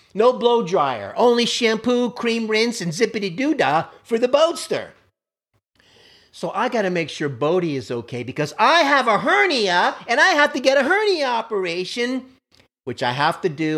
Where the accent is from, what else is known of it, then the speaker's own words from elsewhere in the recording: Miami, Florida, United States; I grew up in Miami, Florida on a main road